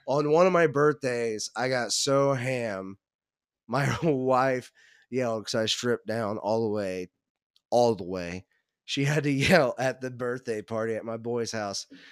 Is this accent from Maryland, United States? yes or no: no; Cincinnati, Ohio, United States; also born or lived in Northern Kentucky; I grew up in the Cincinnati area.